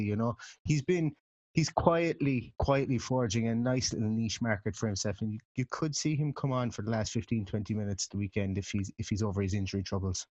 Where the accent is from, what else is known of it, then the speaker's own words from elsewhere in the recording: Ireland; being Irish